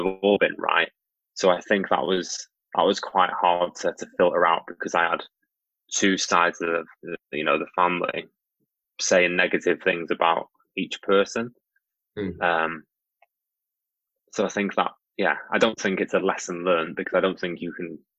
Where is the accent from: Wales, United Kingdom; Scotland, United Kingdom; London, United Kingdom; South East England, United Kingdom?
Wales, United Kingdom; North; I grew up in North Wales